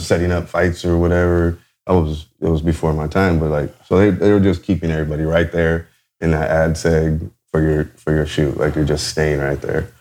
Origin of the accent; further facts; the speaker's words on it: Garden Grove, California, United States; also born or lived in Anaheim, California; I was uh, born in Anaheim, California. I'm from Orange County, a uh, little bit uh, south of LA. Um, uh, grew up in Garden Grove, whole life.